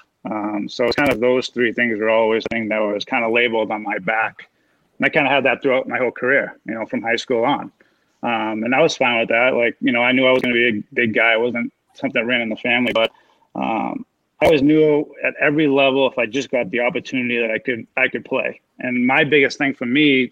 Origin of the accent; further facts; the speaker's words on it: Waltham, Massachusetts, United States; also born or lived in Chelmsford, Massachusetts; I grew up in Waltham, and I moved to Chelmsford when I was 12